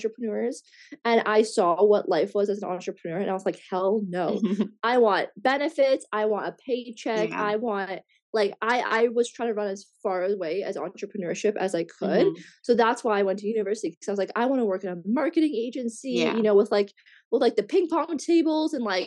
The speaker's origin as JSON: {"language": "English", "country": "Canada", "also_born_or_lived": "Australia / Bali", "said": "in my home country, in Canada"}